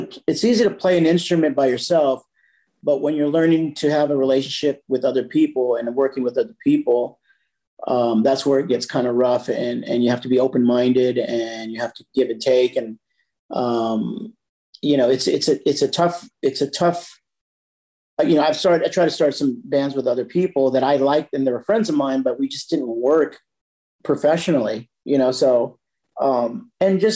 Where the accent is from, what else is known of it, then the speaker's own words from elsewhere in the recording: San Jose, California, United States; moved away as an adult; also born or lived in Campbell, California; now in Carlsbad, United States; I was born and raised in San Jose, California.